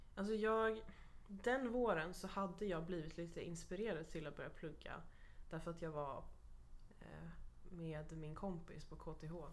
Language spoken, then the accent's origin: Swedish; Stockholm, Stockholm County, Sweden; moved away as an adult; now in Kalmar, Sweden; flytta ifrån min hemstad